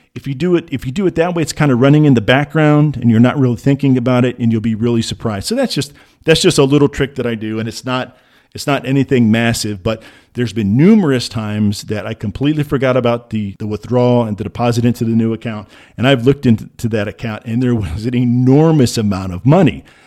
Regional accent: Midwest, United States; I grew up in the Midwest

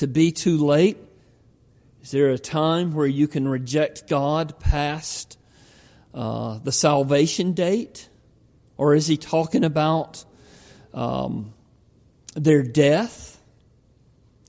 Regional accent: the South, United States; I grew up in the South. Grew up in a little country church

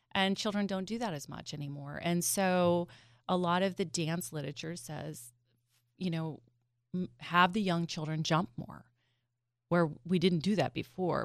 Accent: Southern Indiana, United States; now in Delaware, United States; I grew up in Southern Indiana

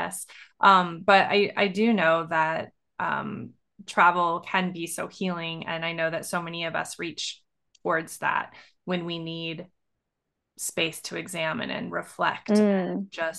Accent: Montana, United States; I grew up in Montana.

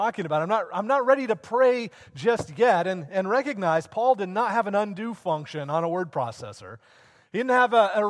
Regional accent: Sedgwick, Kansas, United States; moved away; I grew up in Sedgwick, Kansas.

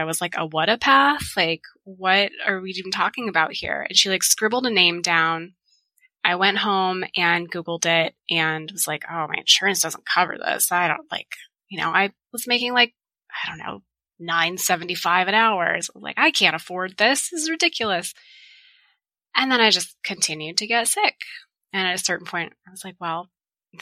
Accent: Tucson, Arizona, United States; I was born and raised in Tucson

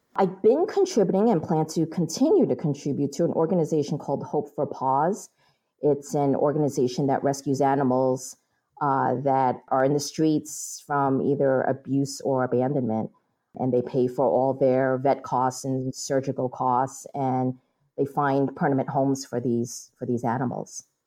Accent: New York, United States; I was born and raised in New York

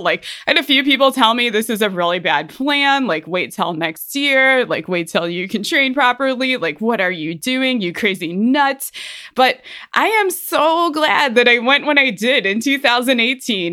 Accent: Ohio, United States; moved away as an adult; now in Colorado, United States; I'm from Ohio

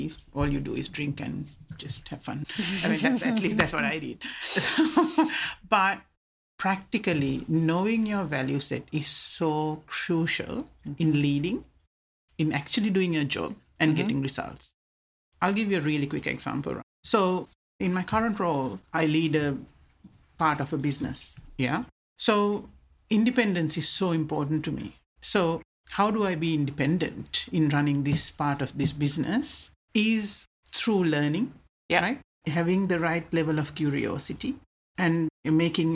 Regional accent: Sri Lanka; first language Sinhala; English is a second language; moved away; I grew up in Sri Lanka and had a very happy childhood.

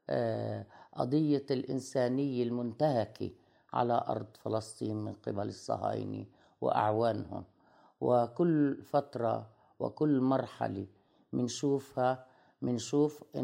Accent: Lebanon; also born or lived in Palestine; أنا بالأصل لبنانية الجنسية لكني فلسطينية الهوى فبجمع ما بين آه، آه، يعني آه، رمزية ما أكون لبنانية وفلسطينية في آن معا

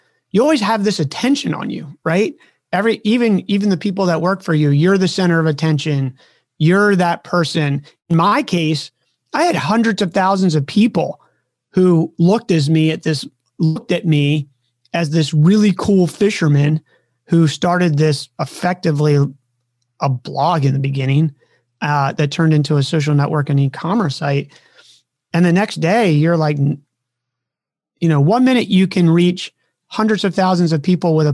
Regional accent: Maryland, United States; now in California, United States; a kid growing up on the East Coast of the United States of America, who was a Maryland kid

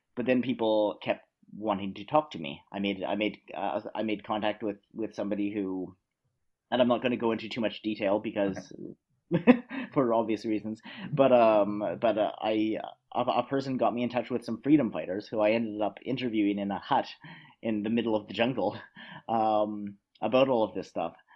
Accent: Canada; now in Vienna, Austria; I'm originally from Canada, but I live and work in Austria.

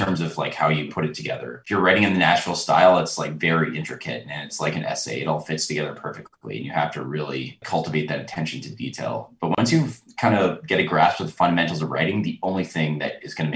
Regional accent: Calgary, Alberta, Canada; I grew up in Calgary, which is like country music runs in the blood of Calgary.

